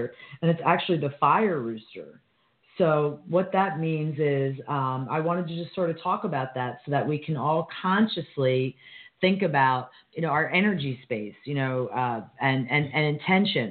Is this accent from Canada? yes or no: no; United States; as an American